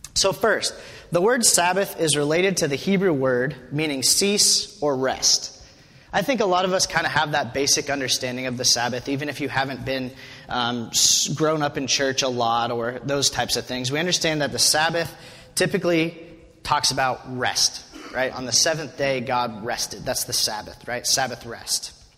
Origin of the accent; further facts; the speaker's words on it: Wyoming, United States; moved away as an adult; I'm from Wyoming, grew up in Wyoming